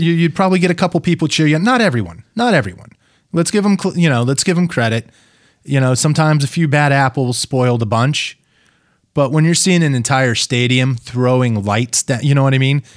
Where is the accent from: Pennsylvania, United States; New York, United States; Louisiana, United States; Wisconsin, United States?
Pennsylvania, United States; now in Minnesota, United States; I'm from fucking Pennsylvania.